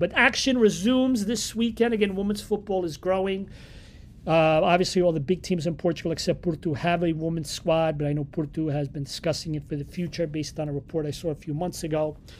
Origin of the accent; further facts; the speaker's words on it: New York, United States; I grew up here in New York